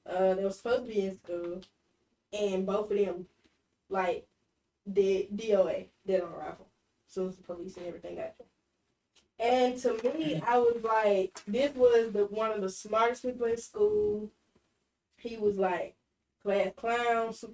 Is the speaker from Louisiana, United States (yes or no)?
no; Meridian, Mississippi, United States; moved away as an adult; So, I'm from Meridian